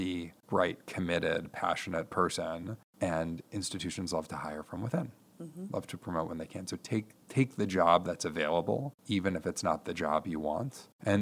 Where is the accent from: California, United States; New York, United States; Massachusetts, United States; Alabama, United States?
New York, United States; moved away as an adult; now in Toledo, United States; I'm from New York. I went away to college.